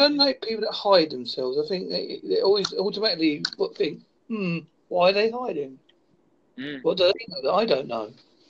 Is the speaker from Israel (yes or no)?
no; England, United Kingdom; being an Englishman